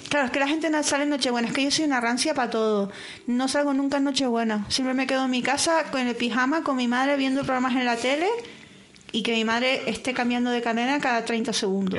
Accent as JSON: {"language": "Spanish", "region": "Canary Islands", "country": "Spain", "moved": "yes"}